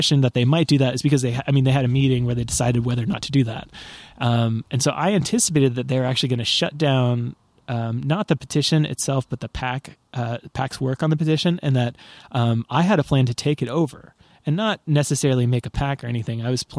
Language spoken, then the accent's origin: English; Portland, Oregon, United States; But I mean, I'm from Portland, fucking Oregon. We're not another place, right?